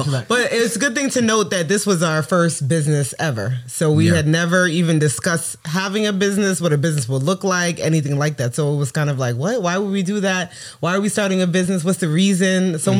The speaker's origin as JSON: {"language": "English", "town": "New York City", "region": "New York", "country": "United States", "moved": "yes", "lives_now": "Dallas, United States", "said": "We are from Brooklyn, New York. We live in Dallas, Texas."}